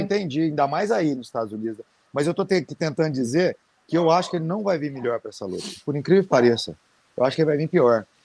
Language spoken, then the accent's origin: Portuguese; Brazil; eu sou brasileiro